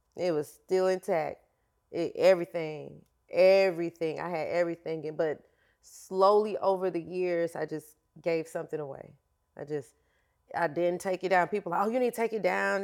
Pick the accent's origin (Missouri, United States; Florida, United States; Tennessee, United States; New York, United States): Florida, United States; I am from Florida